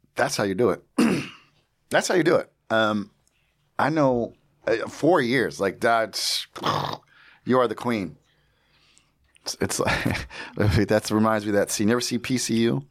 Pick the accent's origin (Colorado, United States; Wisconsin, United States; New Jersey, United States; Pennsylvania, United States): New Jersey, United States; I grew up in Jersey